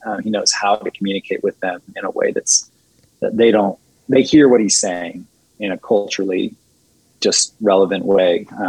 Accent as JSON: {"language": "English", "country": "China", "tie": "born or raised there", "said": "I mean, I grew up in China, so I know this"}